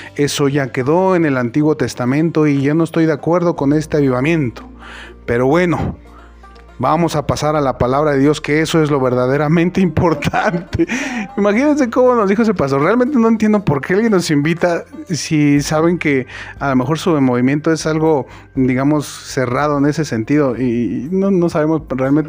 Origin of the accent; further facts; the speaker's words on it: Mexico; Como buen mexicano